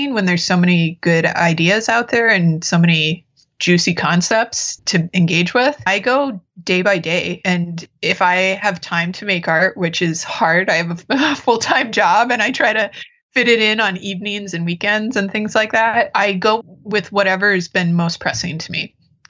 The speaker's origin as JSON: {"language": "English", "town": "Fargo", "region": "North Dakota", "country": "United States", "tie": "born or raised there", "also_born_or_lived": "Minnesota", "moved": "yes", "lives_now": "Minneapolis, United States", "said": "I grew up in Fargo, North Dakota"}